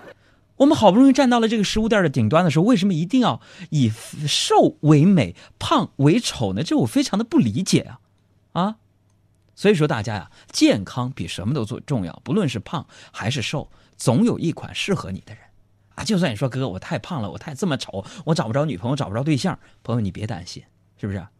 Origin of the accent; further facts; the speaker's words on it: Northeast China, China; 当年我们在东北嘛，我就是一个东北人，在东北啊，东北人喜欢吃烧烤，对吧？